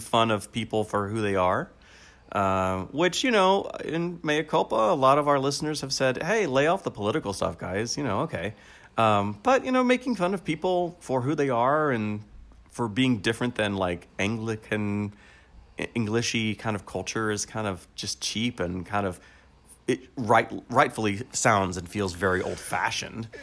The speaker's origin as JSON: {"language": "English", "country": "United States", "said": "I'm an American"}